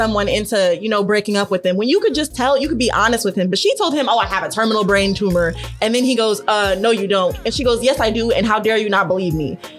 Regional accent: Las Vegas, Nevada, United States; moved away; I grew up in Vegas.

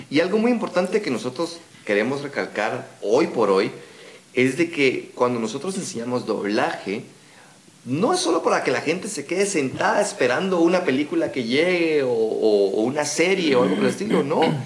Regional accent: Guatemala; accent: Guatemalan; nosotros tenemos nuestro acento guatemalteco

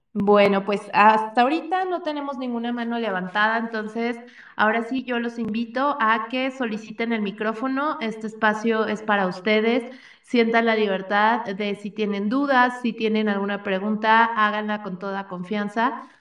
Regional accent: Mexico; como mexicanos

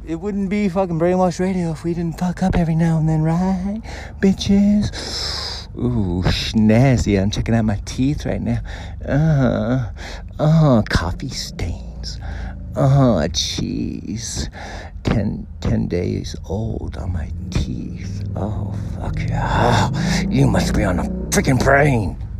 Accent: United States; I'm American

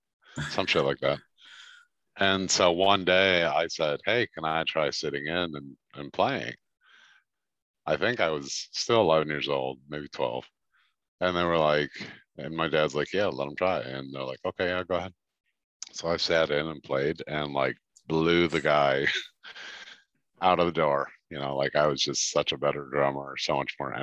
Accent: Chicago, Illinois, United States; moved away as an adult; now in Baltimore, United States; I'm from Chicago, Illinois

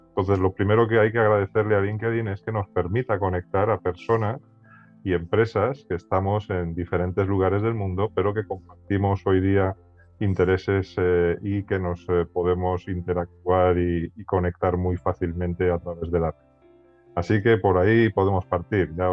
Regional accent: Spain; accent: Spanish; moved away as an adult; now in Santiago, Chile; Yo estoy en Santiago de Chile, aunque mi acento me delata y soy español, español, español radicado en Chile desde hace nueve años.

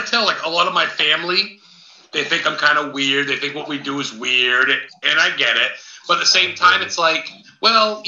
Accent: Maine, United States; growing up in Maine

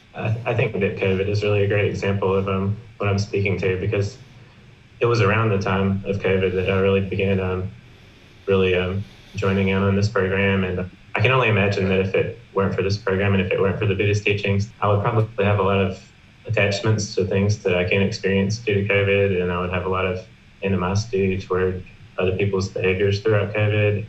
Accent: South Carolina, United States; I'm from South Carolina in America

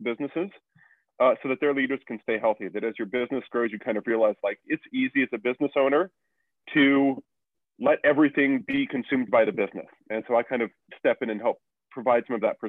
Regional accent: Kansas, United States; I was born in Kansas

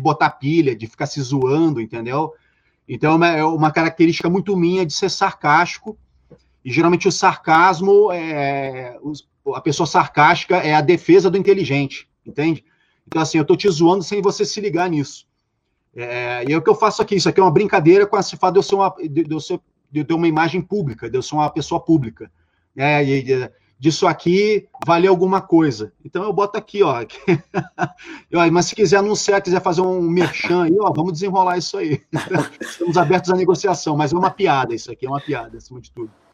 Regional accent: Rio de Janeiro, Brazil; eu sou da, do subúrbio carioca

